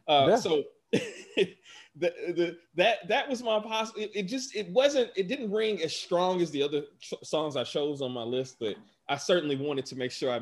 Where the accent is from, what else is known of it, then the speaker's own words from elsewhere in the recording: Atlanta, Georgia, United States; growing up in Atlanta, in the part of Atlanta I grew up in, we did not have a heavy population of Latinx people whatsoever.